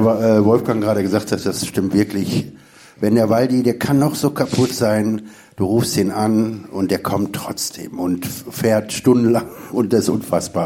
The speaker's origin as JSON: {"language": "German", "town": "Duisburg", "region": "North Rhine-Westphalia", "country": "Germany", "said": "Ich komme ja aus dem Ruhrgebiet, also wie gesagt aus Duisburg."}